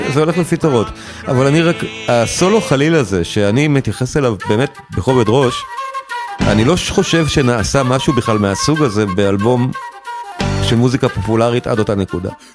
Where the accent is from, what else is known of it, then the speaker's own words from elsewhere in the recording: Israel; כולנו כישראלים